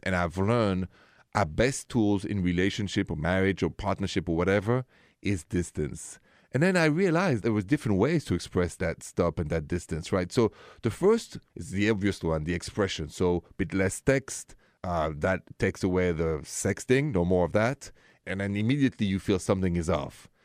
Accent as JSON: {"language": "English", "country": "France", "moved": "yes", "lives_now": "United States", "said": "I'm an American now from France"}